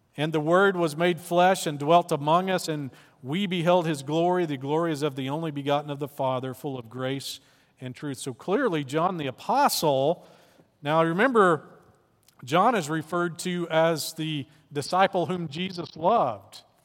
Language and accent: English; Arkansas, United States; I'm from Arkansas